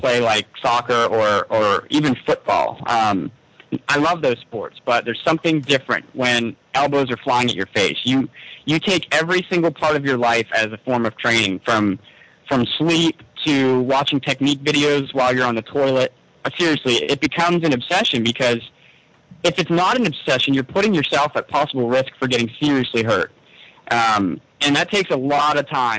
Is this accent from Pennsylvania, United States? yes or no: yes; Altoona, Pennsylvania, United States; I grew up in Altoona